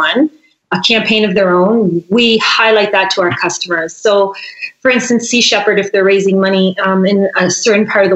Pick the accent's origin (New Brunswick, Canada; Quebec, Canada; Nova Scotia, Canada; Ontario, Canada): New Brunswick, Canada; St. Andrews; also born or lived in Vancouver Island, British Columbia; now in Nelson, Canada; we're both from St. Andrews, New Brunswick